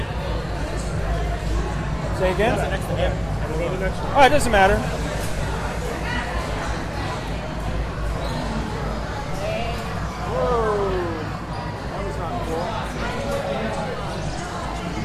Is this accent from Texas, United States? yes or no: no; New York, United States; moved away; also born or lived in Georgia / Pennsylvania; I may have lived longer in Georgia than New York, but I'm always from New York.